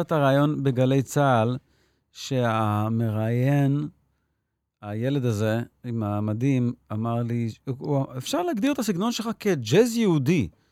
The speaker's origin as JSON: {"language": "Hebrew", "town": "Petah Tikva", "region": "Central District", "country": "Israel", "tie": "born or raised there", "also_born_or_lived": "New York / Jerusalem", "moved": "as an adult", "said": "נולדתי וגדלתי בפתח תקווה"}